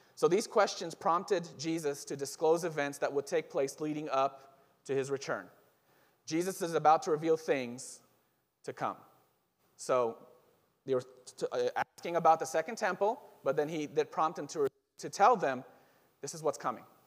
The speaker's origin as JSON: {"language": "English", "country": "Israel", "moved": "yes", "said": "I'm originally from Israel"}